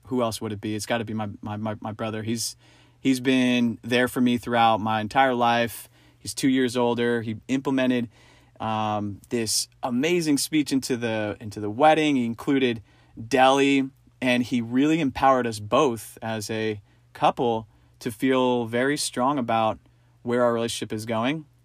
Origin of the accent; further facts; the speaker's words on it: East Coast, United States; moved away; also born or lived in New York; growing up on the East Coast